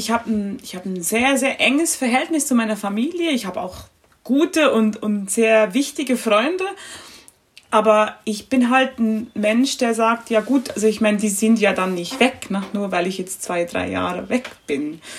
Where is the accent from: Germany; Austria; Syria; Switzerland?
Switzerland; bei uns oh, Schweizern